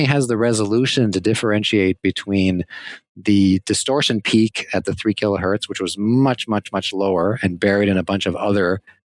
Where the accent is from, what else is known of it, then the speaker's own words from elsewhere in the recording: Canada; Because I'm Canadian.